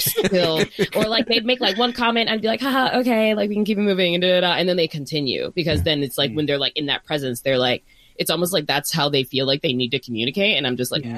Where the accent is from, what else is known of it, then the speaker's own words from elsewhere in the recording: Northern Virginia, United States; now in Bay Area, United States; I'm from Northern Virginia